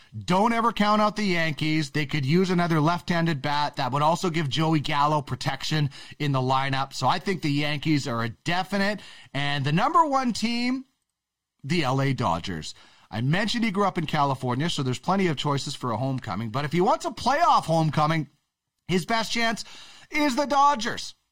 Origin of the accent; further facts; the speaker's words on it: Manitoba, Canada; I'm a prairie guy. I, I'm, I'm from Manitoba.